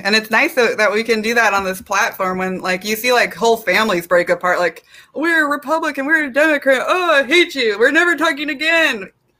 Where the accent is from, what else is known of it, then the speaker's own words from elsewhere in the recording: South Korea; I'm from Korea and I'm adopted, and I just don't agree with that.